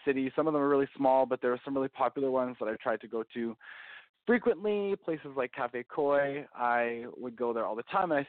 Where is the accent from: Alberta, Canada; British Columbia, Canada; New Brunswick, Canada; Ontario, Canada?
Alberta, Canada; Calgary; growing up in Calgary